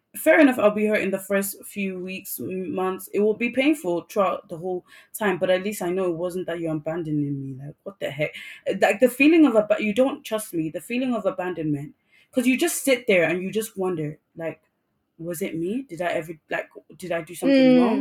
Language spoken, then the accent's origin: English; Nigeria; first language English; I'm Nigerian.